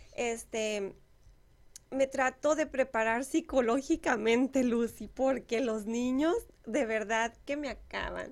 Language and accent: Spanish; Moctezuma, Mexico; moved away; la presidencia de Moctezuma de mi pueblo